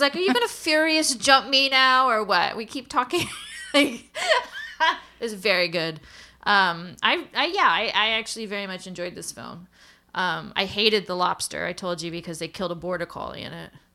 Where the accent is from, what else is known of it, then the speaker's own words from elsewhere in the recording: United States; I'm an American